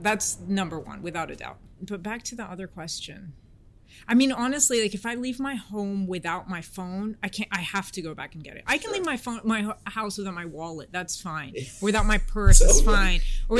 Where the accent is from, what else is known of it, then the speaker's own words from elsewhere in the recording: San Francisco, California, United States; accent: American; also born or lived in Washington, D.C.; Between San Francisco, Washington, D.C., and that was pretty much it, yeah.